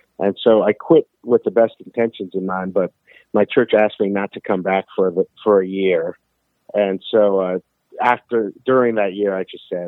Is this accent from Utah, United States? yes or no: no; West Covina, California, United States; I'm from West Covina, which is a suburb of Los Angeles